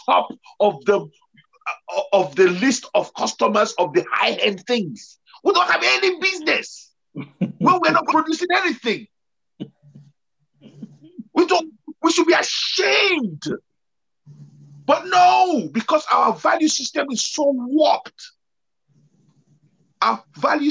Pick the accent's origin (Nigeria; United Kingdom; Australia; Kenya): Nigeria; growing up in Nigeria, growing up in Africa